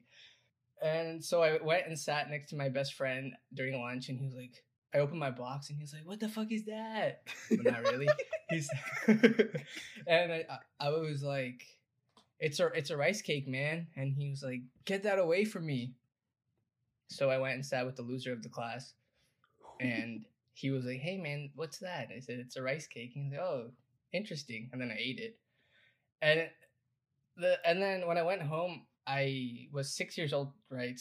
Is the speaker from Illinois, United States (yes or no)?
no; Ohio, United States; moved away; also born or lived in Cleveland, Ohio / Virginia; I was born in Ohio, where I was the only Indian kid in my school